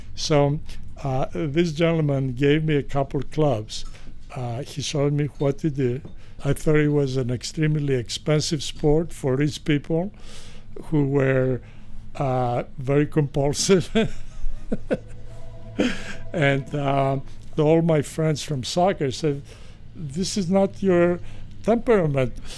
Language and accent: English; Greece; moved away; I was born in Greece